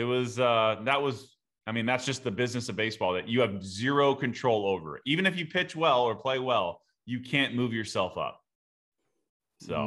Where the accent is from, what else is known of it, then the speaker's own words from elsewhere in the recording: Southern California, United States; I grew up in Southern California